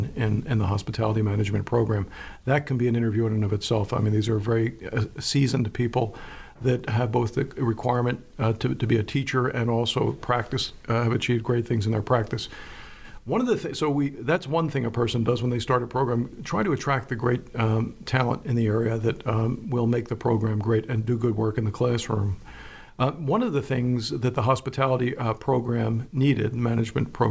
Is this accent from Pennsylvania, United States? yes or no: yes; Philadelphia, Pennsylvania, United States; moved away as an adult; also born or lived in Florida; now in York, United States; I'm a Pennsylvanian, I'm from Philadelphia, and I love Pennsylvania, I returned to Pennsylvania to live my later years